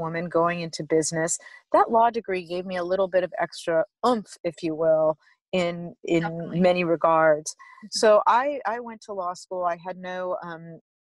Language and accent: English; Los Angeles, California, United States; I'm from Los Angeles